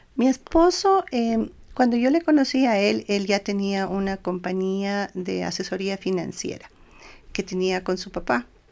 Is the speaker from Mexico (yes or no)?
no; Ecuador; nosotros como ecuatorianos